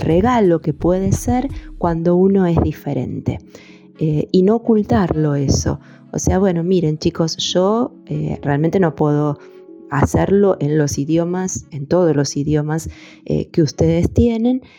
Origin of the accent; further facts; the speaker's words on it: Argentina; also born or lived in Fiji; uno de los tantos pueblos originarios en mi país, el pueblo mapuche